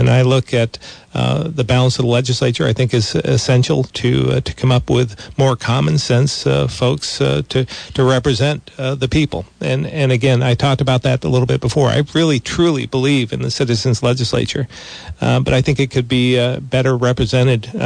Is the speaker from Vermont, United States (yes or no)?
yes; Vermont, United States; I grew up in Vermont